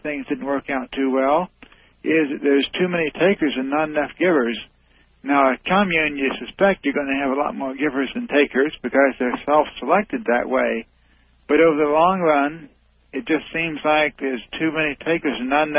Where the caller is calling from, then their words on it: Indiana, United States; I'm calling from Indiana.